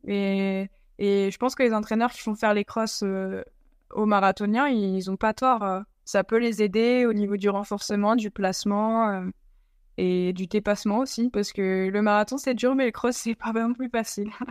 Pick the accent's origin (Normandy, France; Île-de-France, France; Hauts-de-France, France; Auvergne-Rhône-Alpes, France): Hauts-de-France, France; the North; je viens, de, je du Nord